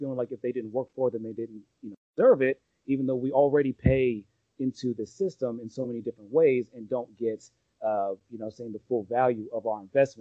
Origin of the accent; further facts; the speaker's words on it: around Los Angeles, Southern California, United States; I'm from Southern California, around Los Angeles